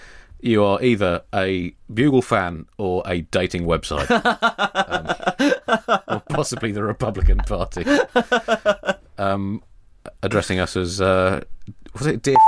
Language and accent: English; London, United Kingdom; born there; You see, I was born in London to an Irish mother and a Pakistani father, making me half Irish, half Pakistani, and 100% British.